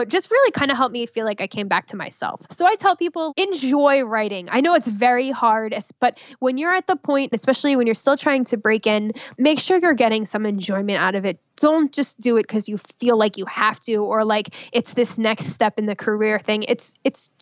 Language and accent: English; New Jersey, United States; I'm from Jersey